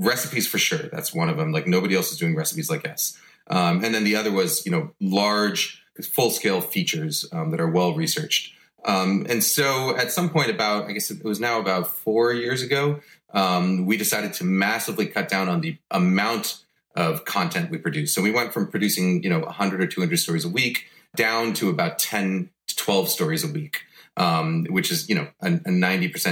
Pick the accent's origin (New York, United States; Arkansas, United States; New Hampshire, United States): New York, United States; also born or lived in Boston; we moved back to New York, which is where I grew up.